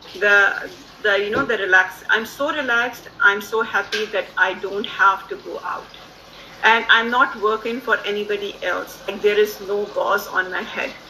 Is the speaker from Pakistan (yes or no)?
yes; Pakistan; also born or lived in Dubai, United Arab Emirates; now in Canada; Originally, I'm from Pakistan. We moved to Canada in 2015 from Dubai.